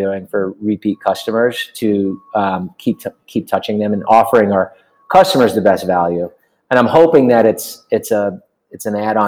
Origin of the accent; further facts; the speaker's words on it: Huntington, New York, United States; moved away as an adult; now in Los Angeles, United States; I grew up in Long Island, Huntington, New York